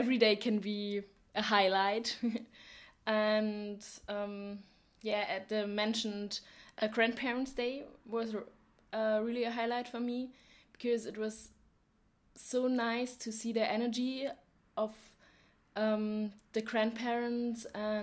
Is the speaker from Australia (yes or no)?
no; Germany; English is a second language; moved away as an adult; now in Poland; I'm from Germany and I'm 19 years old.